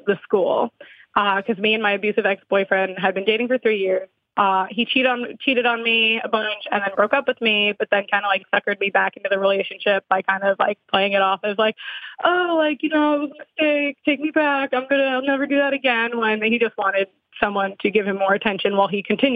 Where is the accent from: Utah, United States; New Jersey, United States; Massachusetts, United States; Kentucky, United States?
New Jersey, United States; I'm also from New Jersey